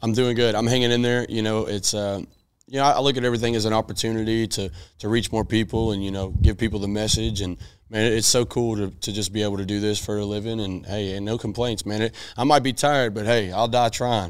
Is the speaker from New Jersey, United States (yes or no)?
no; Nashville, Tennessee, United States; I'm from Nashville, so I'm a native. I'm yes. from Tennessee. I'm born and raised here